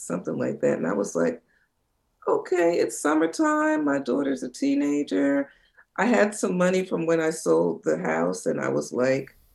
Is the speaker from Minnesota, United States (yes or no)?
no; New Jersey shore, United States; I grew up in New Jersey on the shore